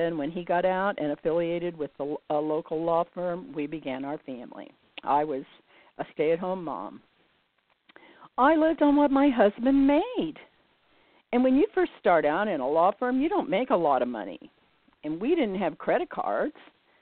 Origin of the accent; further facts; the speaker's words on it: United States; I was born in the United States during the Great Depression